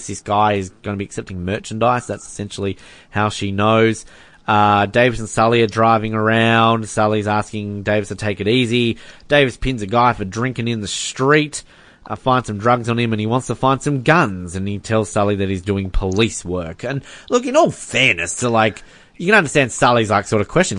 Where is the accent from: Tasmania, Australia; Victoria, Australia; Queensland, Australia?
Tasmania, Australia; Hobart; growing up in Hobart